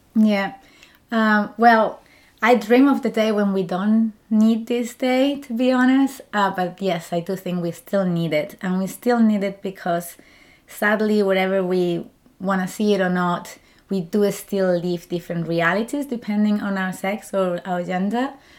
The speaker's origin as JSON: {"language": "English", "country": "Spain", "also_born_or_lived": "Germany", "second_language": "English", "moved": "as an adult", "lives_now": "Zurich, Switzerland", "said": "I'm from Spain"}